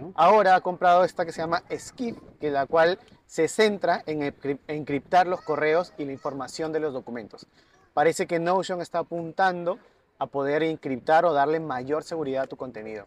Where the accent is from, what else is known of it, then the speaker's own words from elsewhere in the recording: Tumbes, Peru; also born or lived in Piura; now in Lima, Peru; yo soy de Tumbes, pero vivo en todo el norte, en Piura vivía también